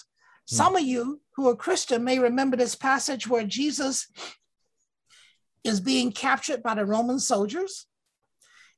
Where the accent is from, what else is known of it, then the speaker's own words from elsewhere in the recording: Alabama, United States; moved away; That's not how I was raised in Alabama